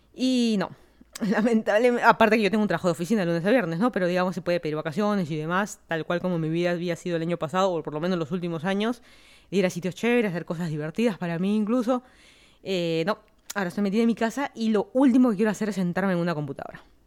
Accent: Lima, Peru; moved away as an adult; also born or lived in Miami / Virginia; now in Fairfax County, Virginia, United States; yo soy de Lima, Perú. Me mudé a Estados Unidos hace más de tres años.

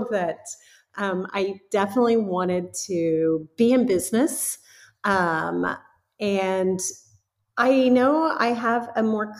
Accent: Texas, United States; moved away as an adult; also born or lived in California; now in Kansas City, United States; I grew up in Texas

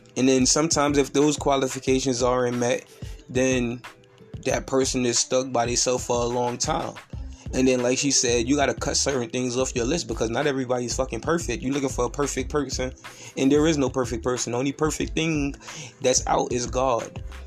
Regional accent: New York City, New York, United States; I'm from New York City

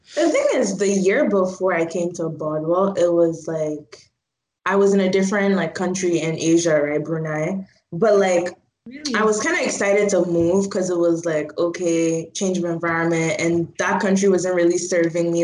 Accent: Port Harcourt, Rivers State, Nigeria; I'm from Port Harcourt, so that's like in the south.

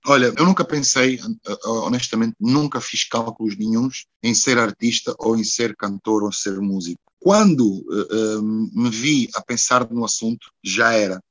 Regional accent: Porto, Norte, Portugal; moved away as an adult; also born or lived in Brazil; now in Luanda, Angola; foi onde eu nasci, naturalmente, que é Luanda. Mas depois de Luanda, o sítio mais importante é realmente o Porto

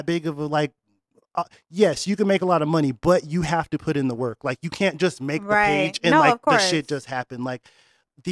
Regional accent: Rhode Island, United States; moved away; also born or lived in Northtown; Originally, I'm from Rhode Island

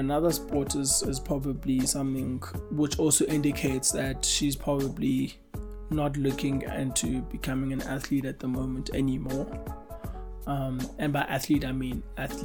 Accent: South Africa; as a South African sporting nation

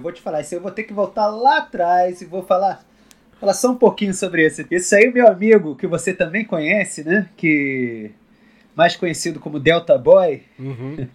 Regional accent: Brasília, Federal District, Brazil; also born or lived in Rio de Janeiro; Eu tenho sotaque, mas eu, eu, na verdade, eu sou, eu sou candango completamente.

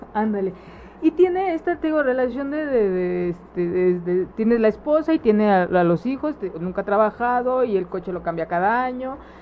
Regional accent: Mexico; nuestras creencias destructivas como sociedad mexicana

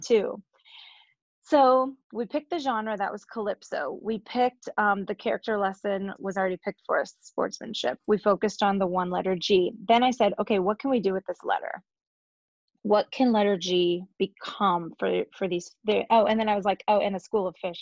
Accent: Northwest Pennsylvania, United States; also born or lived in Ohio; I'm from Northwest Pennsylvania, um, originally born in Ohio, but I moved here when I was six. And I grew up in a really musical family

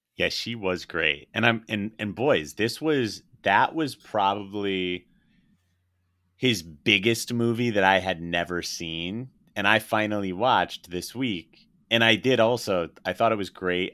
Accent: Connecticut, United States; I grew up in Connecticut

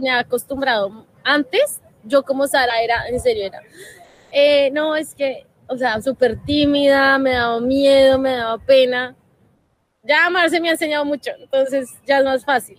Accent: Colombia; como país tenemos que hacer, como colombianos

